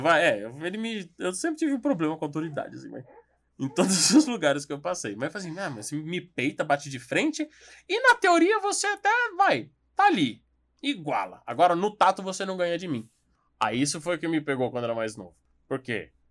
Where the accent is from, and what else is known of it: São Paulo, Brazil